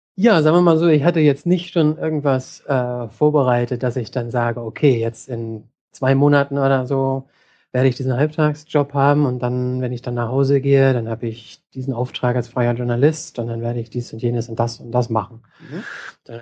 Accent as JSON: {"language": "German", "region": "Hamburg", "country": "Germany", "moved": "as an adult", "lives_now": "San Francisco, United States", "said": "ich komme ursprünglich aus Hamburg und bin inzwischen in San Francisco."}